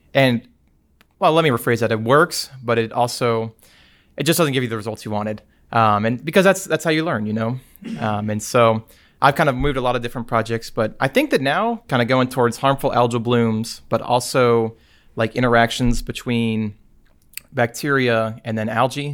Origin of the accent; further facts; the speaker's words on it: Prattville, Alabama, United States; I am from Prattville, Alabama